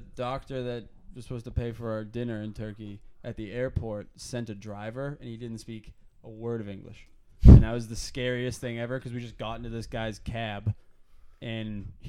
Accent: United States; I'm American.

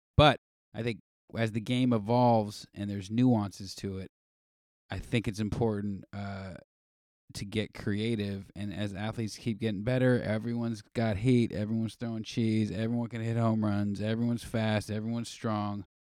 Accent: Los Angeles, California, United States; Grew up, born and raised in L

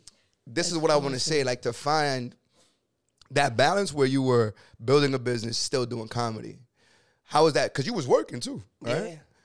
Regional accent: Connecticut, United States; Like, I'm from Connecticut.

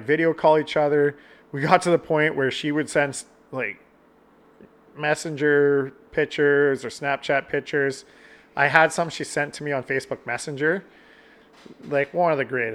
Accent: Canada; I'm Canadian

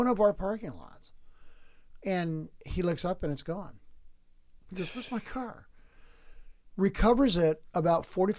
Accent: San Diego, California, United States; moved away; also born or lived in Portland, Oregon; I'm from San Diego.

